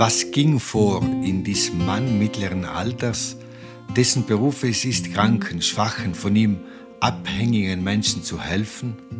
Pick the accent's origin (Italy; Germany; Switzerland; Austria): Italy; South Tyrol, Trentino-Alto Adige; hier bei uns in Südtirol